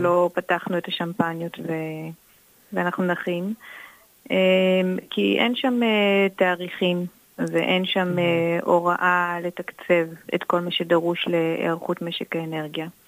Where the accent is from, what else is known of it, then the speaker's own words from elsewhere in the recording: Jordan Valley, Northern District, Israel; moved away as an adult; also born or lived in Haifa; אני גדלתי בעמק הירדן, שהוא מקום מאוד מאוד נקי ופסטורלי